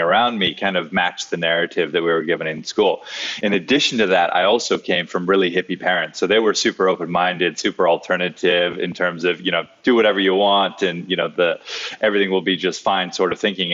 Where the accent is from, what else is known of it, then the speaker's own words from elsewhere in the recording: Hawaii, United States; I grew up in Hawaii